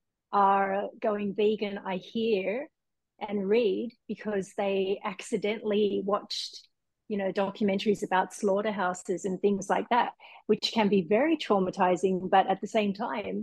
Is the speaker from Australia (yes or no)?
yes; Sydney, New South Wales, Australia; also born or lived in Japan; now in Hawaii, United States; I'm originally from Sydney, Australia, and my mum is Fijian.